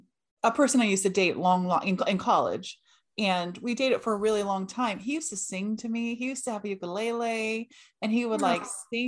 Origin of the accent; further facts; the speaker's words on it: California, United States; so I grew up in Cali